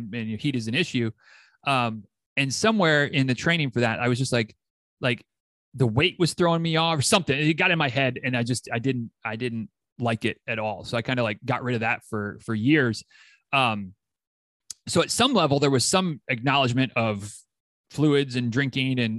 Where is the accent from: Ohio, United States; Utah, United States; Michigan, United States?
Michigan, United States; moved away as an adult; also born or lived in Tennessee; now in Florida, United States; my Michigan roots, I grew up in Michigan